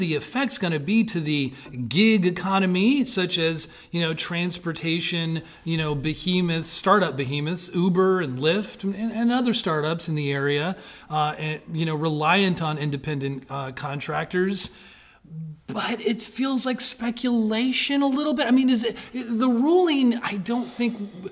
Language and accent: English; California, United States; It's my home state